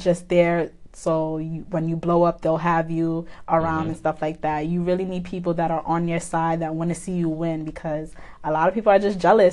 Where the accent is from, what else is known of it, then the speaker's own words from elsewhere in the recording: New York City, New York, United States; I'm from Brooklyn, East Flatbush to be exact